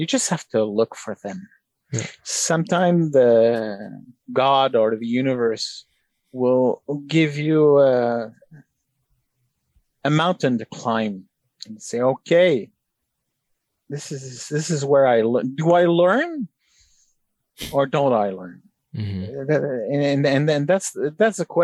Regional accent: Canada; as a Canadian

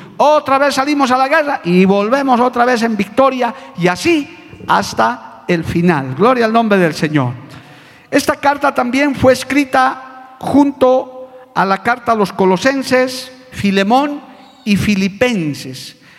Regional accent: La Paz, Bolivia; Como decían en mi tierra paseña

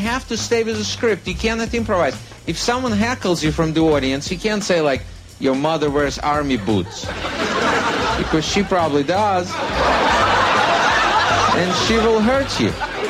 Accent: Russia; moved away; I am actually from Russia. I was born there, grew up there, worked as a comedian out there.

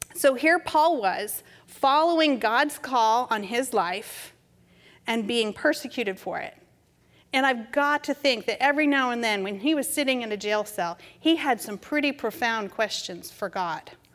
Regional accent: New England, United States; moved away as an adult; also born or lived in Massachusetts / California; growing up in New England

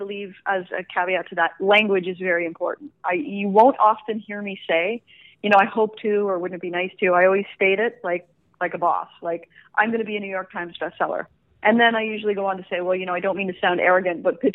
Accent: Canada; I'm from Canada.

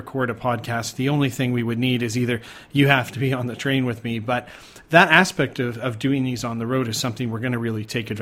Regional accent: Canada; moved away as an adult; also born or lived in Thailand; now in Malaysia; I'm from Canada

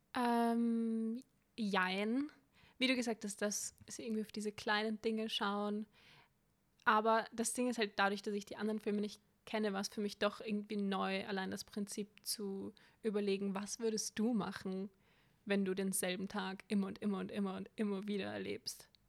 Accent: Vienna, Austria; ich bin eine waschechte Wienerin

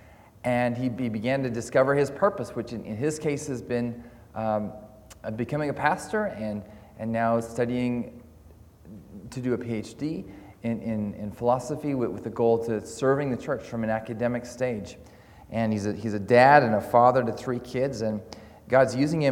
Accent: Canada; now in Scotland, United Kingdom; I'm Canadian

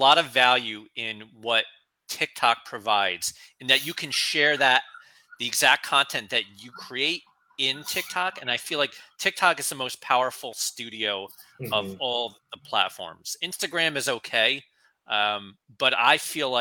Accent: New Jersey, United States; now in Philadelphia area, United States; I grew up in North Jersey, spent a lot of time in New York City, and now I'm down in the Philadelphia area

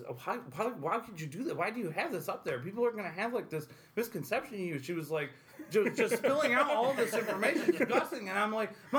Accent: Amsterdam, New York, United States; I was born outside of Amsterdam, New York, which is about 45 minutes east of here

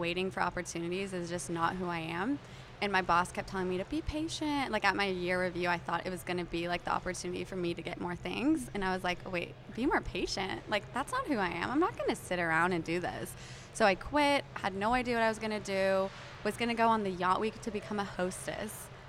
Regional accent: New Mexico, United States; moved away as an adult; also born or lived in Lubbock, Texas; now in Dallas, United States; I was at Texas Tech and I'm from New Mexico

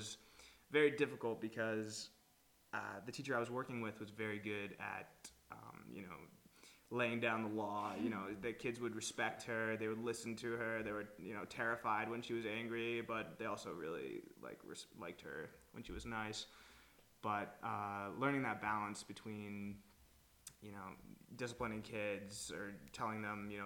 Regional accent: New York, United States; moved away as an adult; now in Madrid, Spain; I'm from the United States, from New York

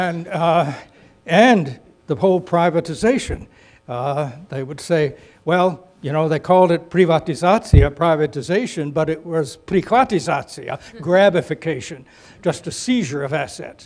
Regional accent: Greensboro, North Carolina, United States; I grew up in Greensboro, North Carolina, and we didn't have many people who spoke any foreign language there

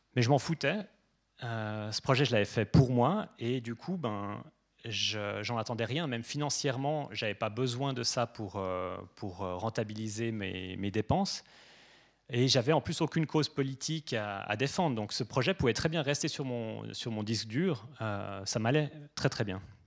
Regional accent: Geneva, Switzerland; moi je suis suisse

